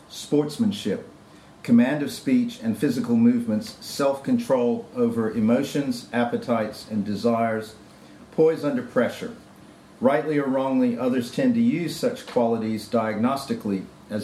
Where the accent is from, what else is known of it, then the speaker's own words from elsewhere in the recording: South Africa; So, I confess that I am South African-centric in most of my analysis and discussion because that's my background.